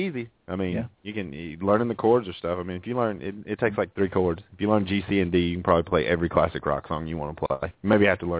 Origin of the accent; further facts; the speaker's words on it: Alabama, United States; We're from Alabama.